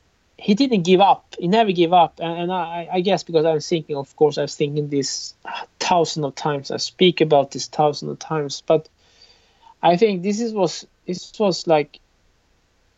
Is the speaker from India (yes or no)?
no; Sweden; I'm from Sweden